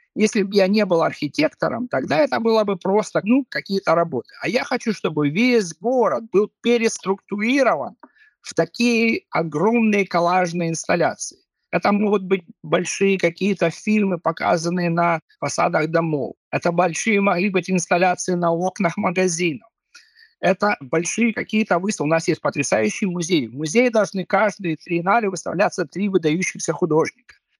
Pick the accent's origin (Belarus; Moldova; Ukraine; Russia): Ukraine; Kharkiv, Kharkiv Oblast; moved away as an adult; now in Viborg, Denmark; я вырос в Харькове.